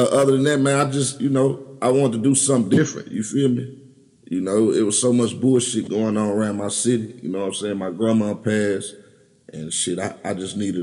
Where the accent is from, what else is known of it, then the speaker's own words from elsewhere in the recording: Little Rock, Arkansas, United States; I'm from Little Rock